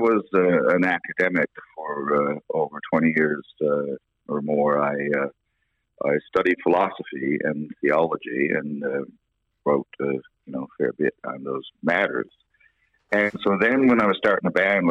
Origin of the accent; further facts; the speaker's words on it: Corner Brook, Newfoundland and Labrador, Canada; I grew up in a part of Cornerbrook called Humbermouth on Peddle's Lane